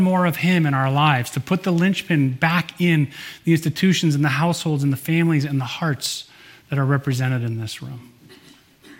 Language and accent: English; Michigan, United States; moved away; I grew up in Michigan, as most of you know, and where I grew up, everyone that I know, at least, learned how to water ski when you're a little kid.